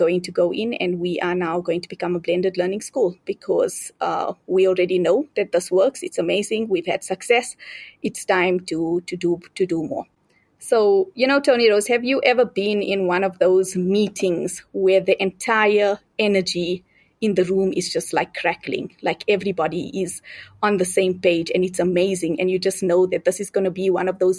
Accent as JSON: {"language": "English", "country": "South Africa", "moved": "as an adult", "lives_now": "Zambia", "said": "I am originally from South Africa, but I moved to Zambia after I got married"}